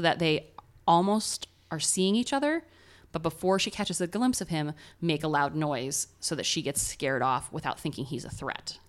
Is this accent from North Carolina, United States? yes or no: no; Ohio, United States; accent: American Ohio; my American Ohio accent